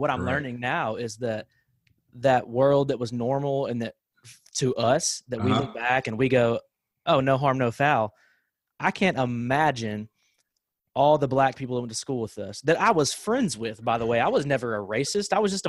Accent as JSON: {"language": "English", "town": "Sherwood", "country": "United States", "tie": "born or raised there", "said": "growing up in Sherwood"}